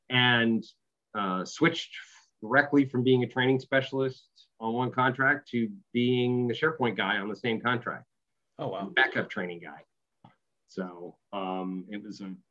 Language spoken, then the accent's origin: English; Boston, Massachusetts, United States; also born or lived in Australia; So, uh, so I grew up in Boston. Uh, wore away all traces of any accent I might have had.